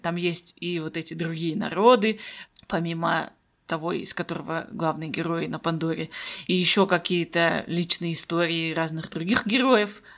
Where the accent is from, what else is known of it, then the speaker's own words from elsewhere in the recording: Kazakhstan; also born or lived in Almaty; я казашка, я живу в Алматы